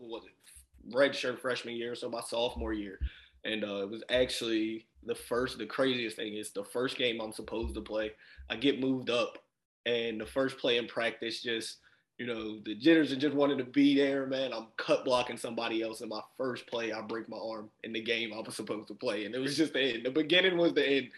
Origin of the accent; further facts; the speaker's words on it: Chester, Pennsylvania, United States; also born or lived in Winston-Salem, North Carolina; Still a kid from Chester